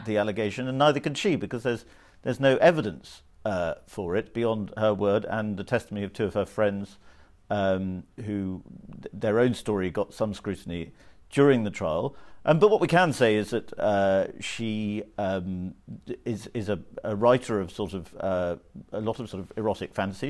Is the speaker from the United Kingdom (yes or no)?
yes; United Kingdom